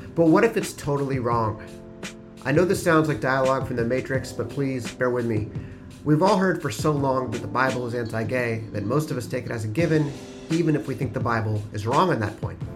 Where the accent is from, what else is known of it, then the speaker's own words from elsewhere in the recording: Swarthmore, Pennsylvania, United States; I grew up in Swarthmore, Pennsylvania